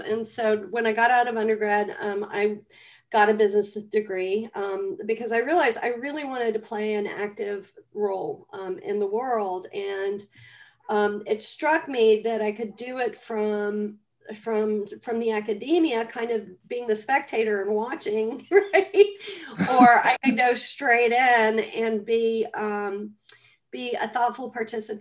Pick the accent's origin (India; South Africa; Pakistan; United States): United States; Atlanta, Georgia; I grew up in Atlanta, Georgia.